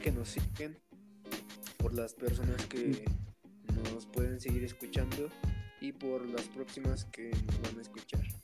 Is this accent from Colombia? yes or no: no; Mexico; la mentalidad que tenemos como mexicanos